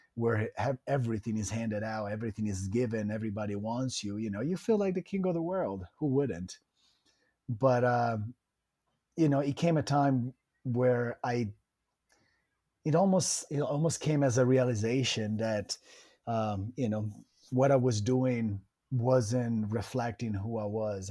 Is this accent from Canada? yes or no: no; Italian Riviera, Liguria, Italy; moved away as an adult; also born or lived in Florida, United States; now in United States; I, I was born and raised in Italy